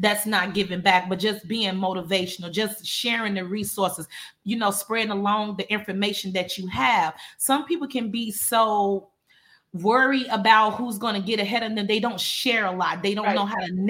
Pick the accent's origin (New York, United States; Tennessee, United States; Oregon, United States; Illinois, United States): Illinois, United States; Chicago; moved away as an adult; now in Houston, United States; I'm originally from Chicago, Illinois